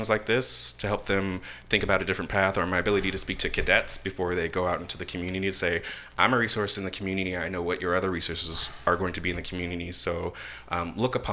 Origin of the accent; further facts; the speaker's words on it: San Francisco, California, United States; an African-American gay person born and raised in San Francisco